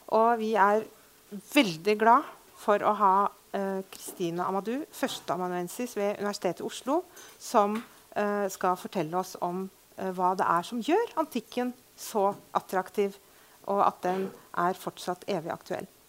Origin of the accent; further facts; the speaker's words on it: Beirut, Beirut Governorate, Lebanon; also born or lived in Fredrikstad, Norway; now in Norway; jeg er født og oppvokst i Beirut. Ble Fredrikstad-jente etter krigen